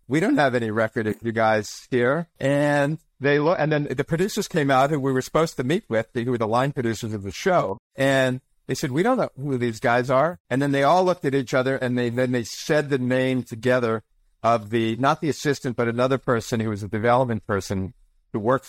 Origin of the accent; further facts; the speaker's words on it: Montreal, Quebec, Canada; also born or lived in Silver Spring, Maryland, United States; we moved to Montreal, where my mother was from. And so she raised me